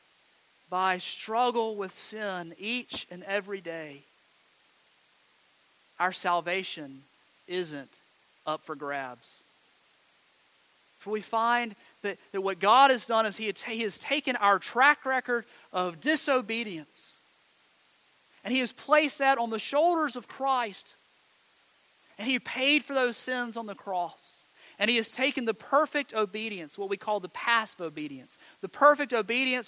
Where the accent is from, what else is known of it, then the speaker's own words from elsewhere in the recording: Montgomery County, North Carolina, United States; I grew up in Montgomery County